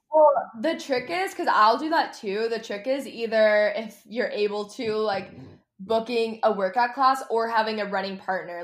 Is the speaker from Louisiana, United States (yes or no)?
no; Texas, United States; I grew up in Texas